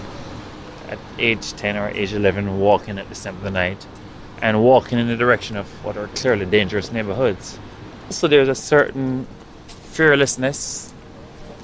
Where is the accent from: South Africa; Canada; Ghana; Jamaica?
Jamaica; accent: Jamaican; now in New York City, United States; my Jamaican accent